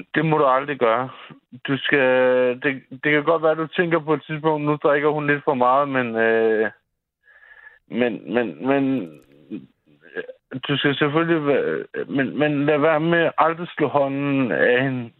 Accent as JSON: {"language": "Danish", "town": "Copenhagen", "region": "Capital Region of Denmark", "country": "Denmark", "said": "jeg er fra Nørrebro"}